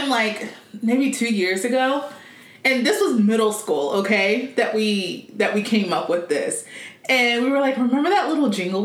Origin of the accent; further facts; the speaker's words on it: United States; I am American.